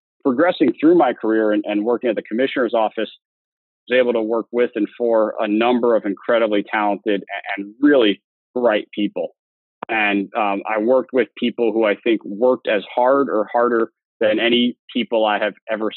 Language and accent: English; New York City, New York, United States; moved away; growing up in New York City and an incident we had in New York City when I was a kid